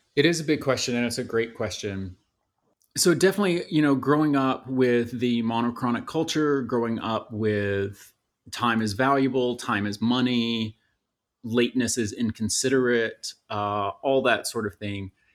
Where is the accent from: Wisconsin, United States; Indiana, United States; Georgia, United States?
Georgia, United States; just outside Atlanta; I was born and raised just outside Atlanta